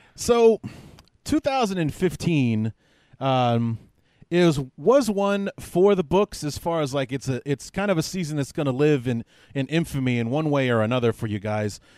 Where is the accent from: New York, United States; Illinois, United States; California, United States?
Illinois, United States; Chicago; I'm from the Chicagoland area.